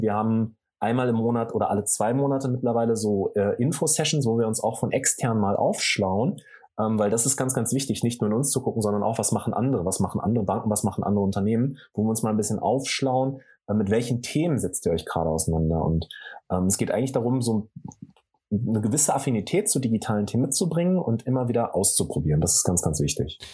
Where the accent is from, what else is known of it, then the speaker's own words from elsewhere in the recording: Sauerland, North Rhine-Westphalia, Germany; ich komme ursprünglich aus dem Sauerland, da komme ich auch gerne her, bin in einem kleinen Dorf groß geworden